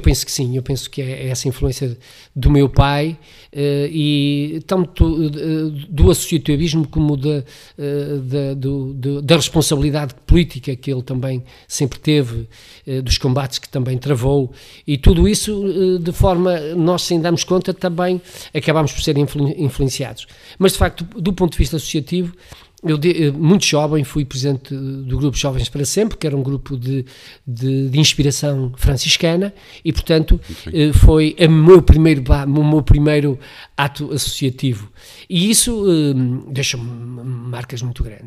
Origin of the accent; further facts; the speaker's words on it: Amarante, Norte, Portugal; cresci e fiz-me homem, como costuma dizer, na freguesia da Lomba